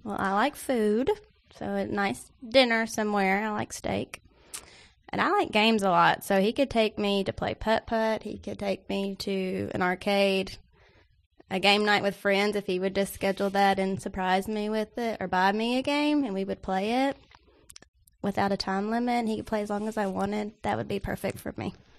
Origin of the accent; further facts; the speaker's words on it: Nashville, Tennessee, United States; I'm from Nash Vegas